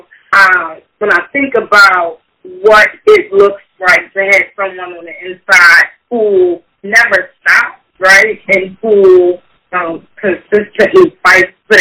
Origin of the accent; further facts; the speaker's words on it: Baltimore, Maryland, United States; Raised on the east side of Baltimore. Went to Baltimore City Public Schools.